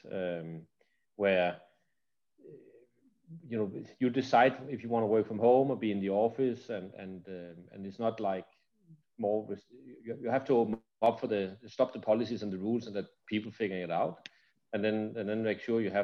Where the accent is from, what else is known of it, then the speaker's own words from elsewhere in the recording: Denmark; moved away; I'm from Denmark originally